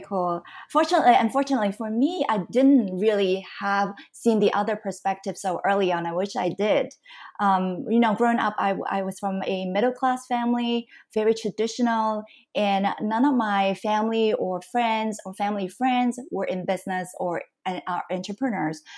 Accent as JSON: {"language": "English", "country": "Canada", "tie": "born or raised there", "also_born_or_lived": "Hong Kong / United States / Singapore", "moved": "as an adult", "lives_now": "Taiwan", "said": "I was born in Hong Kong. I grew up in Canada"}